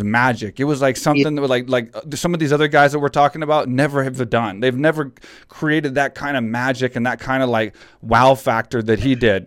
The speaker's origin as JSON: {"language": "English", "town": "Houston", "region": "Texas", "country": "United States", "tie": "born or raised there", "moved": "yes", "said": "Texas, which was my hometown"}